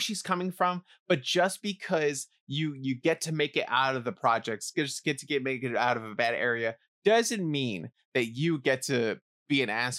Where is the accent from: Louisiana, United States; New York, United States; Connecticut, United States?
New York, United States; New York City; I didn't really grow up with this kind of thing. I feel like in the Bronx, it was like everywhere is bad.